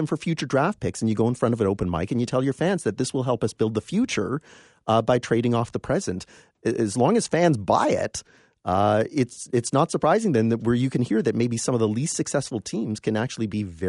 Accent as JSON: {"language": "English", "town": "London", "region": "Ontario", "country": "Canada", "tie": "born or raised there", "also_born_or_lived": "Windsor", "said": "And moved to London when I was four. And so I'm very familiar with half the city is split between Toronto and Detroit, right?"}